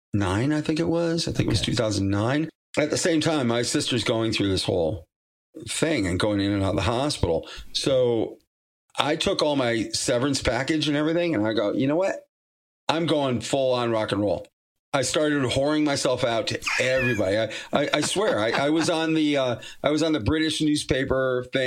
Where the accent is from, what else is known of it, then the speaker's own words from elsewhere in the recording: Massachusetts, United States; moved away; I'm from Massachusetts originally